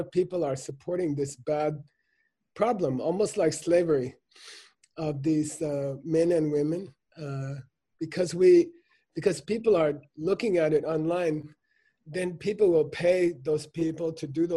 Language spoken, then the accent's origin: English; United States